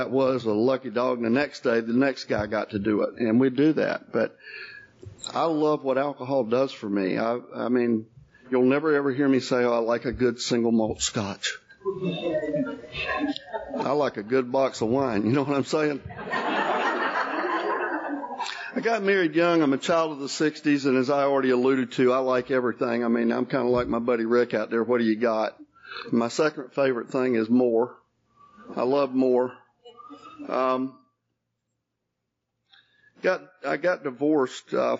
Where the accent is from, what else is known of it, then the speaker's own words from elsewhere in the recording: Jacksonville, Florida, United States; also born or lived in Hazlehurst, Georgia; now in Marietta, United States; We grew up in Jacksonville